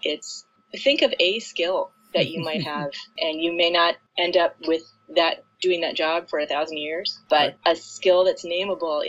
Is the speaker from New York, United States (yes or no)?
no; Toledo, Ohio, United States; growing up in Toledo